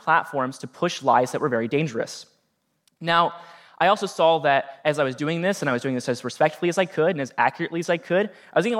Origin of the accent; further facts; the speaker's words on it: Norwalk, Ohio, United States; my hometown of Norwalk, Ohio.